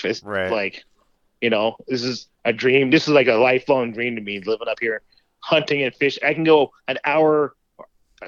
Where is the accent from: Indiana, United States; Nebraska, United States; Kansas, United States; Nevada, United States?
Nevada, United States; Las Vegas; moved away as an adult; now in North Dakota, United States; I'm from Las Vegas, Nevada.